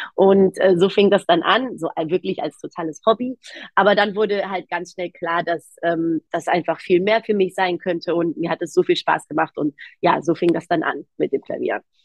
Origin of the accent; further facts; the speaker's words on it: Germany; ich bin in Deutschland aufgewachsen, aber ich sage immer gerne in einem sehr griechischen Haushalt